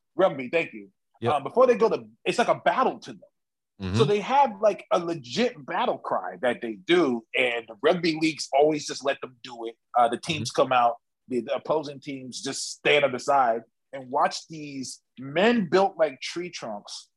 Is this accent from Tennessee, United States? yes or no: no; California, United States; me and Eli, we're from California